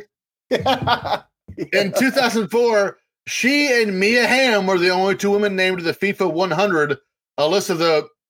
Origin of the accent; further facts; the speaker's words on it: Indiana, United States; I am from Indiana, sir.